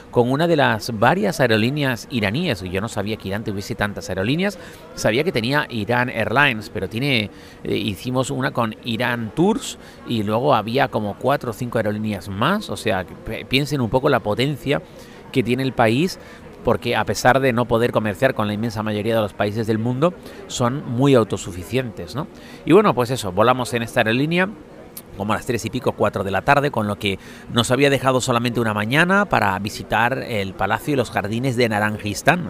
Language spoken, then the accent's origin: Spanish; Spain; somos de España, España